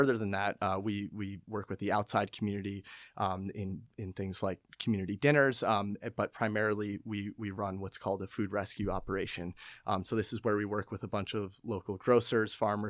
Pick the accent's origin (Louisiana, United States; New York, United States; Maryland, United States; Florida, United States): New York, United States; Westchester; moved away as an adult; now in Philadelphia, United States; I'm from Westchester, New York